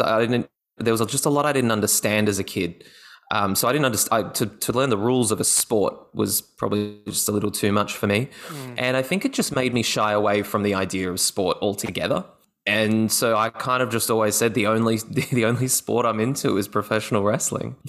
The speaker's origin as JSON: {"language": "English", "town": "Gold Coast", "region": "Queensland", "country": "Australia", "tie": "born or raised there", "said": "I was in high school up in my hometown, which is the Gold Coast."}